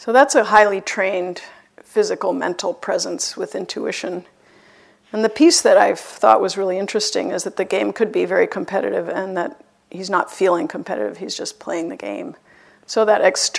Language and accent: English; Boston, Massachusetts, United States; I'm even from Boston